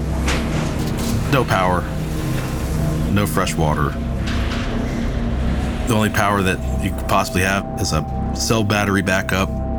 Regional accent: Florida, United States; the area I grew up in Florida

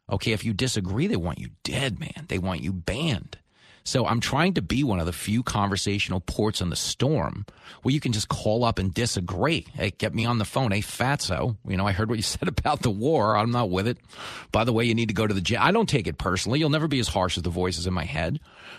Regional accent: United States; I'm joking because I'm an American.

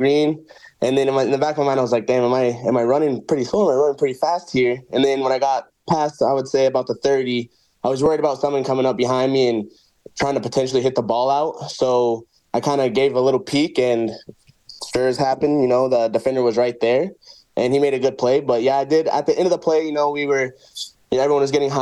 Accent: Brooks, Alberta, Canada; also born or lived in Rock Island, Illinois, United States; I grew up most majority of my life in Brooks, Alberta, just 2 hours southeast of Calgary

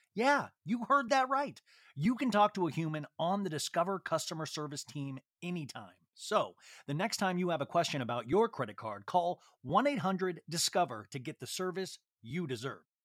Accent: Kansas, United States; moved away; growing up in Kansas

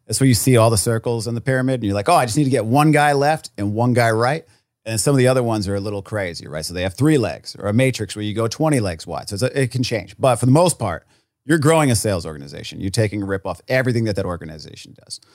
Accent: Rhode Island, United States; I was from Rhode Island. There was, like, nobody had any money.

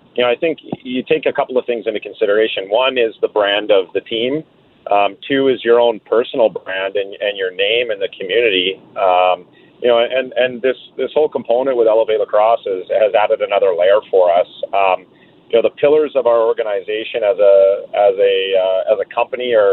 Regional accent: Calgary, Alberta, Canada; born and raised in Calgary

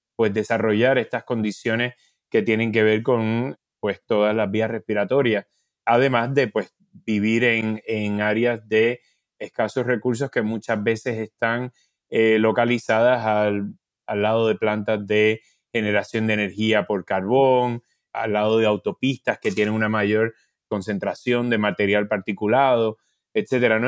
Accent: Puerto Rico; yo por ejemplo soy de Puerto Rico

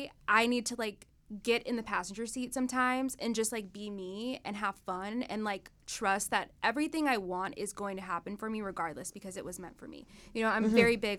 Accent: Dallas, Texas, United States; Tex-Mex, enchiladas, you know, Texas girl queso.

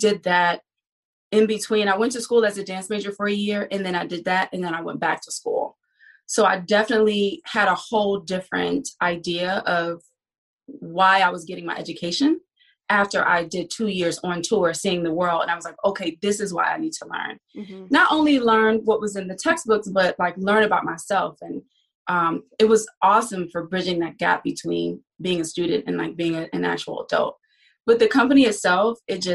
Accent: Miami, Florida, United States; moved away as an adult; also born or lived in New York; I'm originally from Miami, Florida

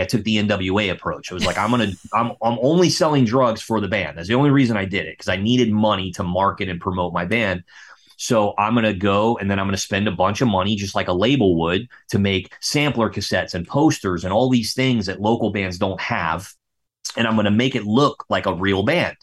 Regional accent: West Palm Beach, Florida, United States; also born or lived in Melbourne, Florida; I grew up in West Palm Beach, Florida

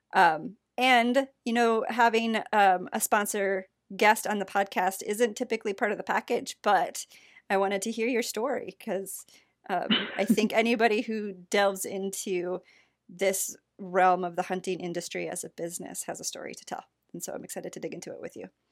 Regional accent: South Central Michigan, United States; I grew up South Central

